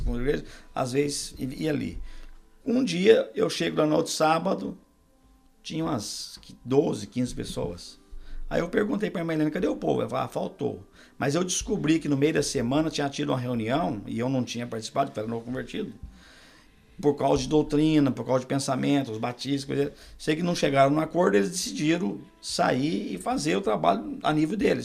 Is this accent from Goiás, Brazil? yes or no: no; Minas Gerais, Brazil; accent: mineiro; also born or lived in Borrazópolis, Paraná; now in United States; eu sou nascido no Paraná, em Borrasópolis, mas fui crescido em Minas Gerais desde um ano